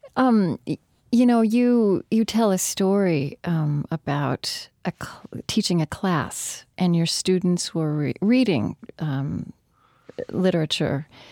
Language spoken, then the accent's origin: English; Shawnee, Oklahoma, United States; born or raised there; moved away